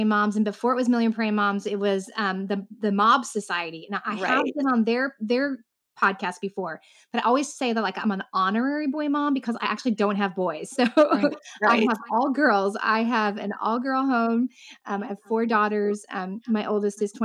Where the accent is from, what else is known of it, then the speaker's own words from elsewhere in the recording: Southern Indiana, United States; now in Central Florida, United States; I grew up in the Midwest though. I grew up in Indiana, Southern Indiana.